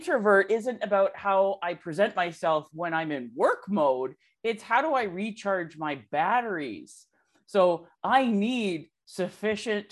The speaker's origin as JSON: {"language": "English", "country": "Canada", "said": "I'm Canadian"}